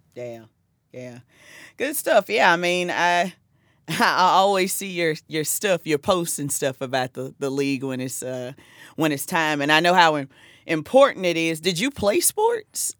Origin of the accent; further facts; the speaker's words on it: South Carolina, United States; moved away as an adult; now in New Jersey, United States; I'm from South Carolina, and, um, I've been in the Jersey area for ten years